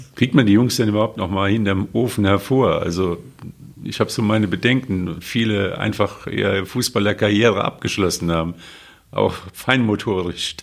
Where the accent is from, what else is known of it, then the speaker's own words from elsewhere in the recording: Westerwald, Rhineland-Palatinate, Germany; ich bin am Westerwald groß geworden